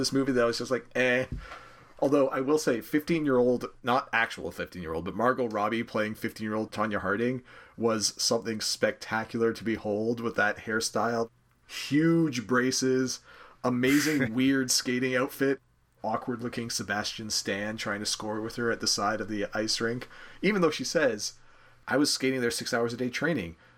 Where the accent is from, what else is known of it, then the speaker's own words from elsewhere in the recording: Canada; I'm a Canadian